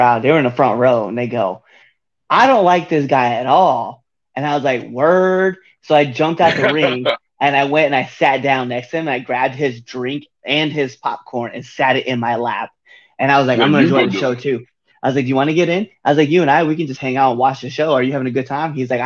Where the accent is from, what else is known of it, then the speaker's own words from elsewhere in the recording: Nebraska, United States; now in Baltimore, United States; I'm from Nebraska.